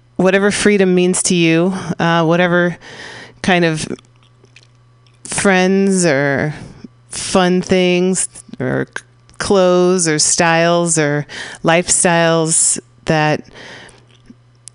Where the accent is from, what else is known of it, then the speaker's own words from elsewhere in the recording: San Francisco, California, United States; San Francisco's Mission District, my hometown